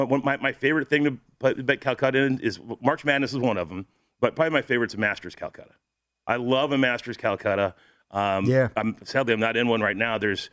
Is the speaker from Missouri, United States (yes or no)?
yes; St. Louis, Missouri, United States; I'm from St. Louis.